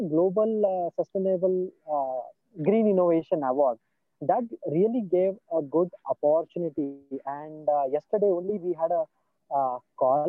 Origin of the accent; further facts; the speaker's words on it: Solapur, Maharashtra, India; I am from Solapur city